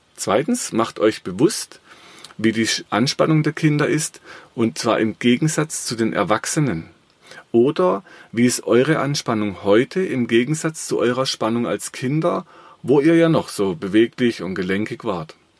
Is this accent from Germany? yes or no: yes; Black Forest, Baden-Württemberg, Germany; ich habe im Schwarzwald, wo ich herkomme, äh, eine Firma.